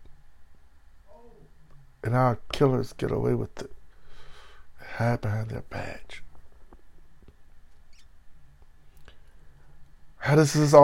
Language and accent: English; Belhaven, North Carolina, United States; moved away; my hometown of Bellhaven